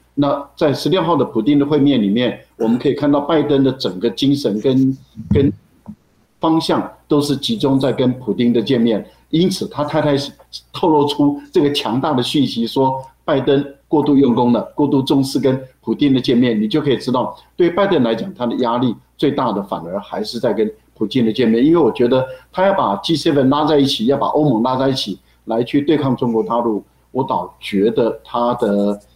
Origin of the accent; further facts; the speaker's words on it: Taiwan; 我们台湾人